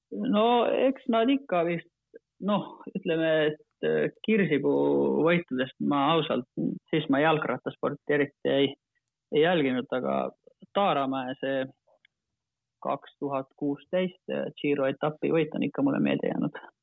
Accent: Finland; Estonian is a second language; moved away as an adult; now in Estonia; hetkel ma tunnen ennast rohkem eestlasena kui soomlasena

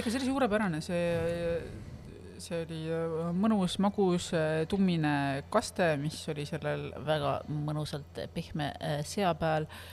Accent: Estonia; ma olen eestlane

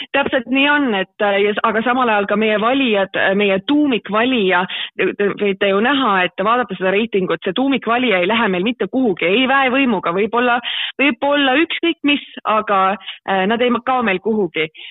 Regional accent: Tallinn, Harju County, Estonia; moved away as an adult; now in Tartu, Estonia; ma olen üles kasvanud Tallinnas

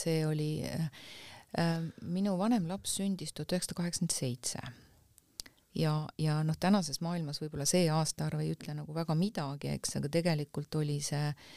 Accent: Tammiku, Lääne-Viru County, Estonia; ma olen pärit Tammiku külast, mis on siis ähm, Rakk Jõgeva vahel mm. -hmm. et, äh, et seal kandis on väike Maarja ja Simuna ja sellised kohad ehk Emumäe külje alt täiesti. ja, ja seal on, seal mu lapsepõlv on möödunud

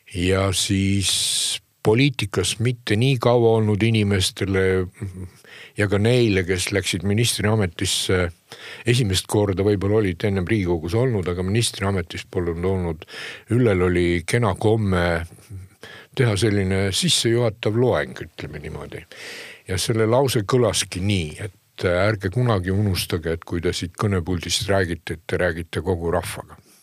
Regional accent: Hiiumaa, Hiiu County, Estonia; ma olen Hiiumaalt ka ikkagi, kus ei teietata

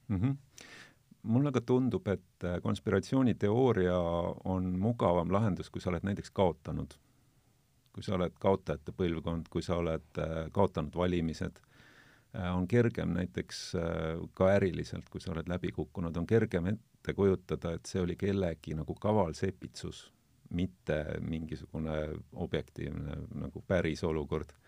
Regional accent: South Estonia, Estonia; mina olen Lõuna-Eestist

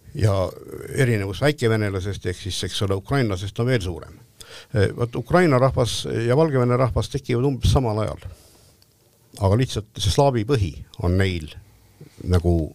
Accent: Estonia; me oleme eestlased

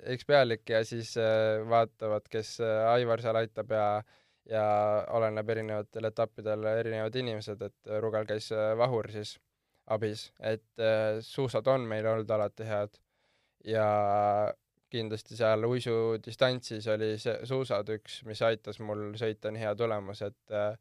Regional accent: Porkuni, Lääne-Viru County, Estonia; kui küsitakse, kust ma pärit olen, siis ma alati ütlen Porkuni

